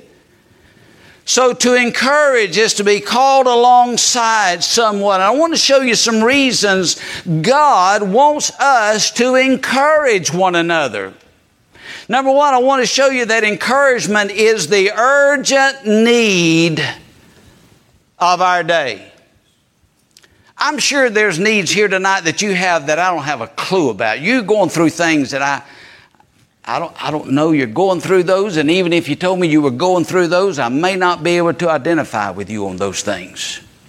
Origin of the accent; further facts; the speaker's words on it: Georgia, United States; also born or lived in Eastern North Carolina; now in North Carolina, United States; I'm a Georgia Bulldog fan because that's my home state